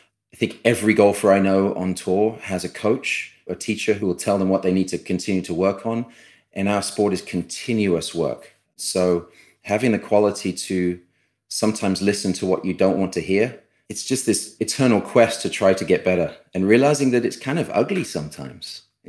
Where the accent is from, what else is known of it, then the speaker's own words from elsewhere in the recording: United Kingdom; born there; Being a British-born player, it's the oldest championship we play for.